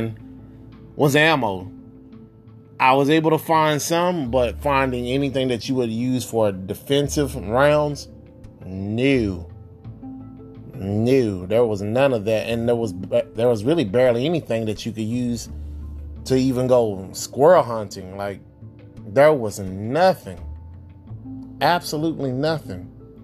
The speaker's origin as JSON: {"language": "English", "region": "Texas", "country": "United States", "tie": "born or raised there", "said": "my home state of Texas"}